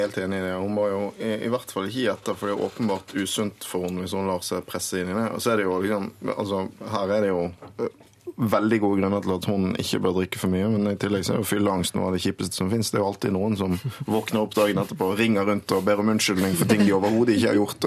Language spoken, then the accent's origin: Norwegian; Western Norway, Norway; er vestlending